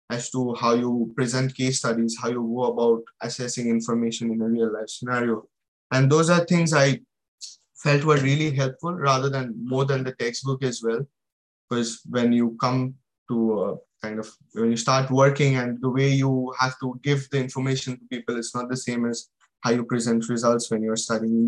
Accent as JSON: {"language": "English", "country": "India", "moved": "as an adult", "lives_now": "United Kingdom", "said": "I came from India without any experience. I did my bachelor's and directly came for my master's"}